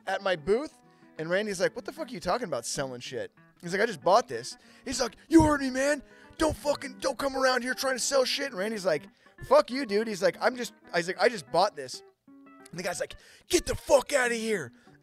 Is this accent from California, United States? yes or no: yes; Petaluma, California, United States; my hometown of Petaluma, California